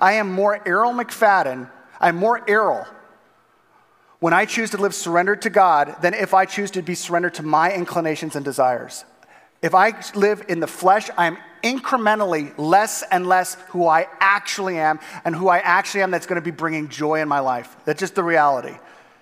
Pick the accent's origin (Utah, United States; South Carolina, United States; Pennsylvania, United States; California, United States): California, United States; Southern; moved away as an adult; now in Minooka, United States; growing up in Southern California